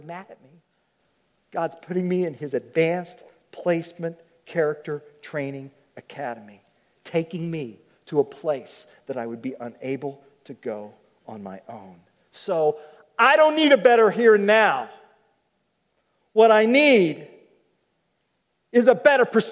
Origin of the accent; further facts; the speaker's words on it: Oklahoma, United States; I'm from Oklahoma. Okies like ropes